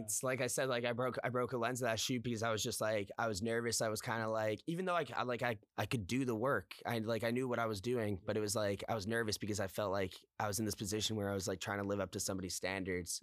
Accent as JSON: {"language": "English", "town": "Toronto", "region": "Ontario", "country": "Canada", "tie": "born or raised there", "also_born_or_lived": "Guelph", "said": "I'm actually from Toronto, born and raised here, uh, in the West End"}